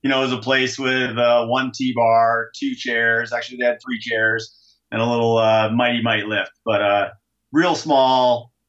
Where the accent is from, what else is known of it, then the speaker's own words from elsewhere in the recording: Adirondack Mountains, Northern New York, United States; moved away as an adult; also born or lived in Ithaca, New York / Summit County, Colorado; now in Lake Tahoe, United States; I am a kid from Northern New York. Up in the Adirondack Mountains. And I grew up skiing at a place called Big Tupper when I was about 2 or 3 years old. And lived there through college, pretty much.